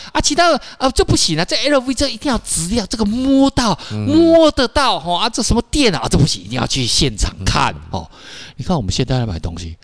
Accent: Taiwan; 我们台湾人平均是一年念基本好像一点五本

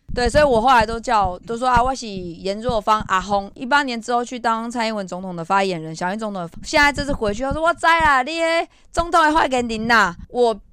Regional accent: Datong District, Taipei, Taiwan; 是在地台东区的囡仔，我是在建成圆环那边长大。那爸爸是水丰人，

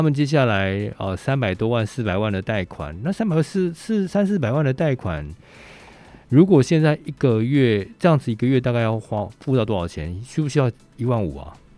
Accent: Taipei, Taiwan; 我们台北人

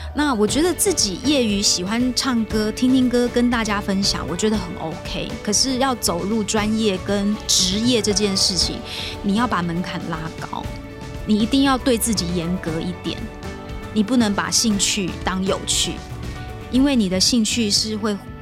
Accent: Kaohsiung, Taiwan; first language Taiwanese Hokkien; Chinese is a second language; also born or lived in rural Taiwan (countryside); 大概五岁吧，我妈妈才把我接回高雄，回到城市里头生活

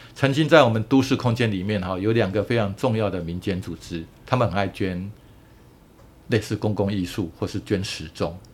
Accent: Yilan County, Taiwan; 我们宜兰人

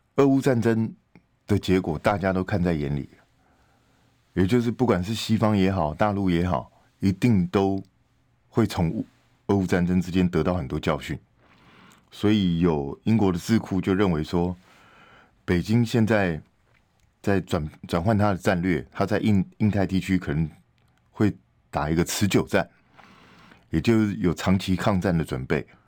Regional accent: Taiwan; 我们台湾这边

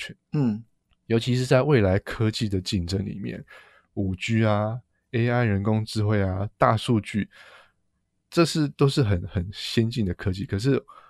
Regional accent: Taiwan; 那当然对我们台湾人来讲说，这场大选会怎么样影响我们？

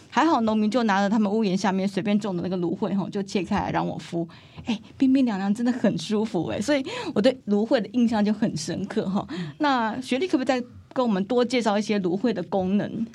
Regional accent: Taiwan; 咱台湾人爱讲台语吼，所以请大家忍耐我台语无讲真认真吼

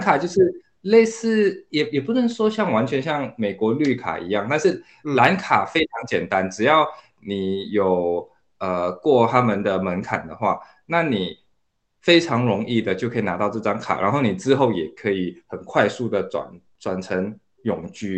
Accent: Singapore; also born or lived in Taiwan; now in Berlin, Germany; 我其实来自新加坡，之前在台湾住了有五六年，现在人是住在德国嗯。啊，我在德国的柏林里，呃，在一间新创公司叫 Grover 里面当产品经理，呃，之前也是工程师

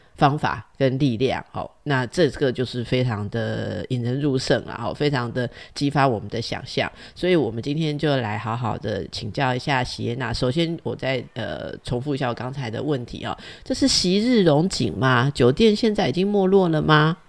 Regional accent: Taipei, Taiwan; 我也是这个老台北长大的

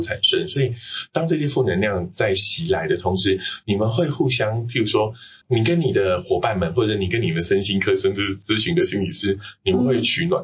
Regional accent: Taiwan; 我们台湾人

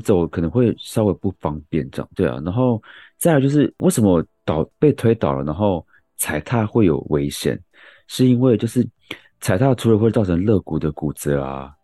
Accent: Yilan County, Taiwan; moved away; 我是宜兰人

